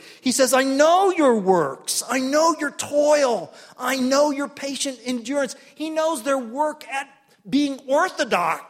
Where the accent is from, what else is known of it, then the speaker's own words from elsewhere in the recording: Tulsa, Oklahoma, United States; I grew up in Tulsa, Oklahoma, one of three boys